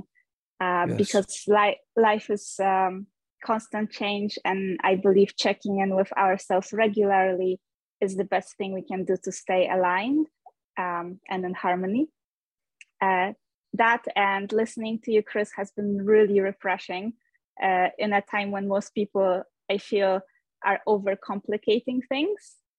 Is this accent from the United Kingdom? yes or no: no; Poland; moved away as an adult; also born or lived in United States; now in Norway; I am originally from Poland, but I left my home country pretty young. When I was 21, I moved to the United States